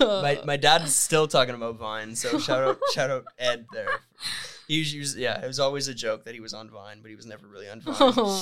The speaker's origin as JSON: {"language": "English", "region": "Ontario", "country": "Canada", "tie": "born or raised there", "said": "But it reminded me a lot of where I grew up in Northern Ontario."}